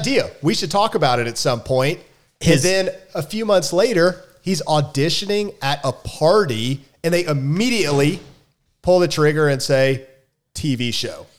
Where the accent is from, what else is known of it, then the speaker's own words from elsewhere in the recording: Memphis, Tennessee, United States; I came from Memphis